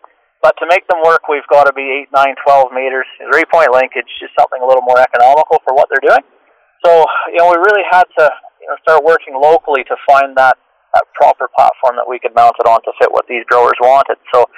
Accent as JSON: {"language": "English", "country": "Canada", "moved": "as an adult", "lives_now": "Australia", "said": "I came over to Australia from Canada about 6 years ago with my family, working with Croplands."}